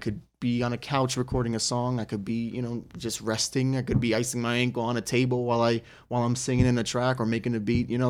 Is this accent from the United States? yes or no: yes; United States; as an American fighter